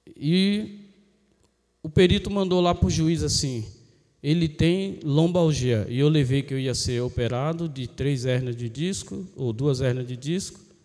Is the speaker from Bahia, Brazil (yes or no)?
no; Cubatão, São Paulo, Brazil; now in Peruíbe, Brazil; eu também nasci em Cubatão. Tá? E fui para Peruíbe